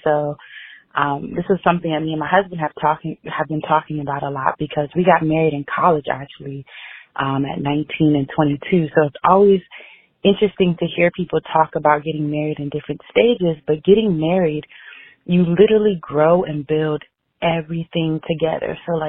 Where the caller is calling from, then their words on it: Dallas, Texas, United States; I'm calling from Dallas.